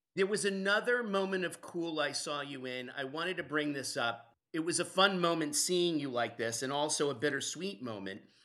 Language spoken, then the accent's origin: English; Vermont, United States; I grew up in Vermont.